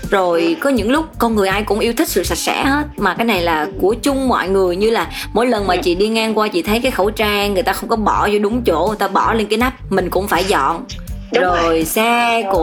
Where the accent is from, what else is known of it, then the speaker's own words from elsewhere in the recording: Đồng Tháp, Vietnam; moved away as an adult; quê chị ở đồng tháp